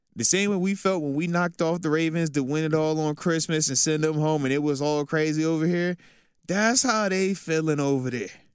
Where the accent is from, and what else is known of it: Virginia, United States; born or raised there; moved away as an adult; also born or lived in Buffalo